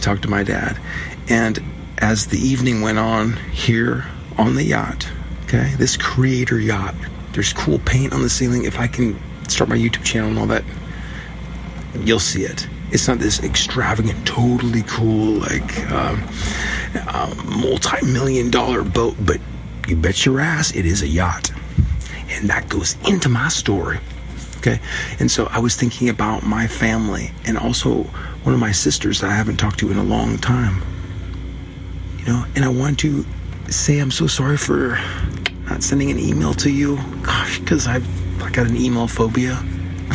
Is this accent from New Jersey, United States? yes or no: no; Seattle, Washington, United States; I grew up in Seattle